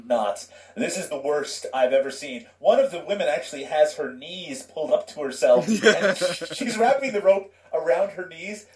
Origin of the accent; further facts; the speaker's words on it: Canada; I'm Canadian